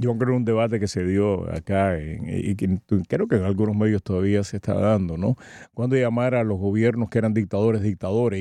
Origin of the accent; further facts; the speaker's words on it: Cuba; como cubano, como cubano